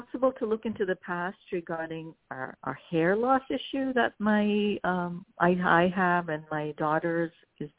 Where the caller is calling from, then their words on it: New York City, New York, United States; I'm calling from New York City.